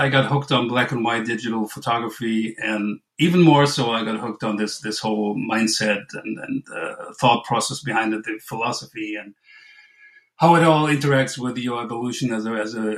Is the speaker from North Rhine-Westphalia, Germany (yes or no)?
yes; Western Germany, North Rhine-Westphalia, Germany; just to say it right for once. Um, I'm from Germany, uh, Western Germany, that is. I'm like 20 miles off the, the Dutch border, if that means anything to anybody. I'm like 45 minutes from Cologne.